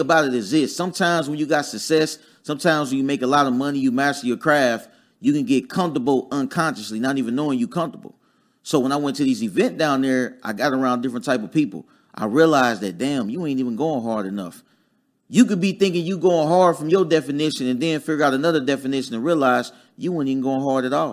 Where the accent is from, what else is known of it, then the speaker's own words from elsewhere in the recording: Dayton, Ohio, United States; moved away as an adult; also born or lived in Huntsville, Alabama; I'm from Dayton, Ohio originally